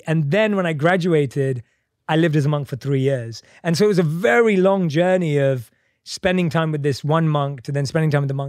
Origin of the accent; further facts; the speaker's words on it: London, United Kingdom; Born and raised in London.